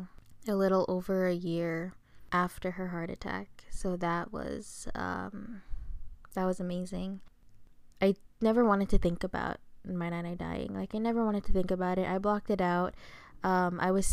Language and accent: English; Philippines; I'm Filipino